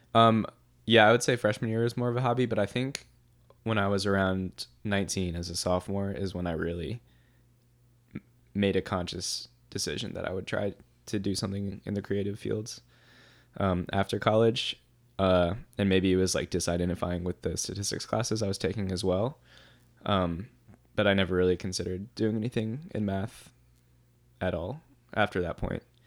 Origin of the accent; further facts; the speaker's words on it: New Orleans, Louisiana, United States; now in Durham, United States; I grew up in New Orleans